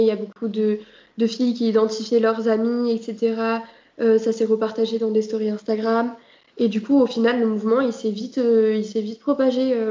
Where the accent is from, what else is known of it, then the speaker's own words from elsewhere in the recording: Marseille, Provence-Alpes-Côte d'Azur, France; je suis de Marseille et je suis dans un lycée à Marseille